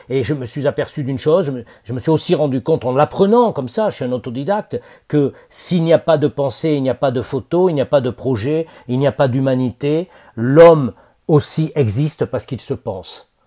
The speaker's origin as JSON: {"language": "French", "town": "Bordeaux", "region": "Nouvelle-Aquitaine", "country": "France", "tie": "born or raised there", "moved": "yes", "said": "à Bordeaux, alors, moi c'était ma ville natale"}